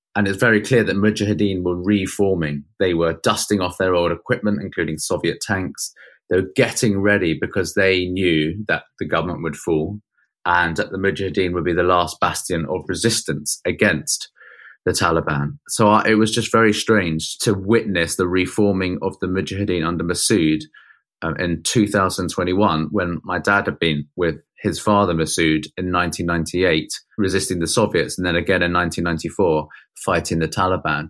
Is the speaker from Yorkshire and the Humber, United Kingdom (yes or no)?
no; Oxted, South East England, United Kingdom; Oxted, where I grew up in Surrey